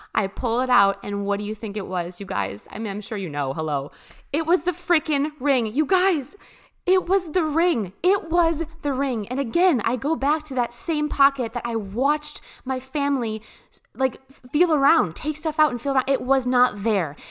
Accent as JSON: {"language": "English", "region": "Midwest", "country": "United States", "said": "I come from the Midwest"}